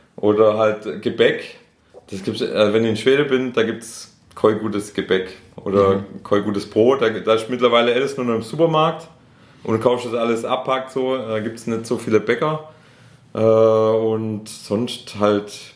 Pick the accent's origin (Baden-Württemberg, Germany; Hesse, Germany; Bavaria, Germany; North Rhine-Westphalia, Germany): Baden-Württemberg, Germany; Schorndorf; accent: Stuttgart Swabian; first language Swedish; moved away as an adult; also born or lived in Stuttgart; now in Ludwigsburg, Germany; ich komme ja ursprünglich aus Schorndorf